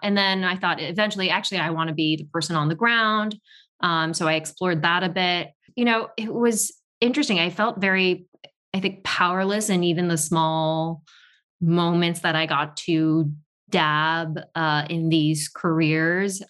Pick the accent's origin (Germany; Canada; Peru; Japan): Japan; Tokyo; also born or lived in Paris, France; now in New York, United States; I was not born in Tokyo, but raised in Tokyo